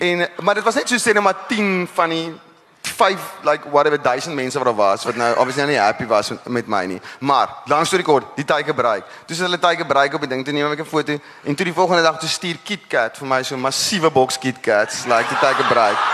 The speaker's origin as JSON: {"language": "Afrikaans", "town": "Parow", "region": "Western Cape", "country": "South Africa", "tie": "born or raised there", "said": "ek kom ek gebore in Parrot"}